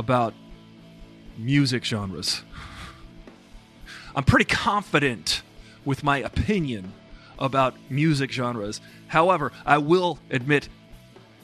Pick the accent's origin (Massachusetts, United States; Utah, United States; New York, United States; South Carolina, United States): New York, United States; Long Island; I grew up on Long Island